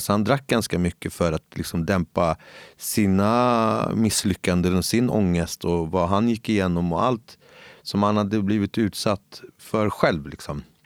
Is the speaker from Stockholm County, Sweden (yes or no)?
yes; Stockholm, Stockholm County, Sweden; moved away as an adult; now in Gustavsberg, Sweden; jag är född och uppväxt i, ute i Husby